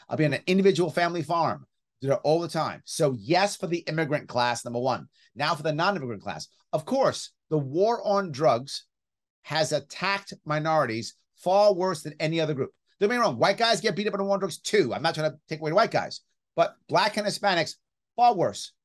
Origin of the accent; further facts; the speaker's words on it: New York City, New York, United States; I grew up right outside Yankee Stadium